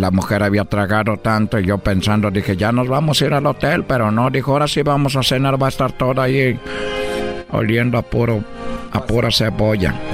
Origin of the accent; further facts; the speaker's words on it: Brazil; Spanish is a second language; now in Mexico; porque yo soy brasileño, pero pues yo llegué a México.